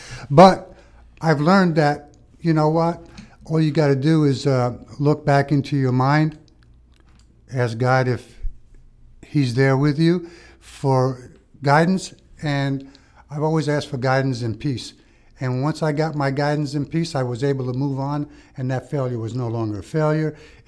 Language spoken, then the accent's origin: English; Malta; moved away; Being we're immigrants from Malta, and we wanted to do the right thing.